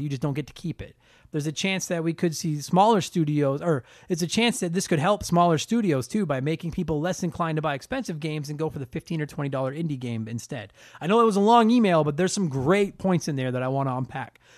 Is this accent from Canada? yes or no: yes; Canada; I'm a Canadian comedian